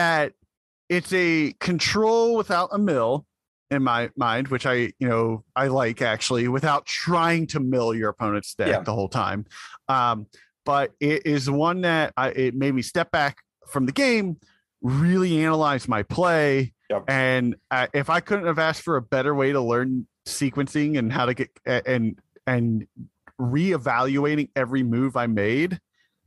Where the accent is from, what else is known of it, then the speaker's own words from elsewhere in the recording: Pittsburgh, Pennsylvania, United States; I'm from Pittsburgh